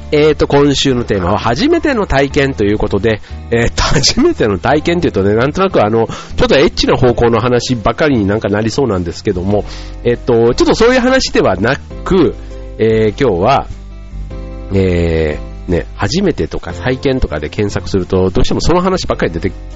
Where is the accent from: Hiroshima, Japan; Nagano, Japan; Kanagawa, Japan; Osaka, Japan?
Osaka, Japan; 僕の場合は大阪に住んでいたんで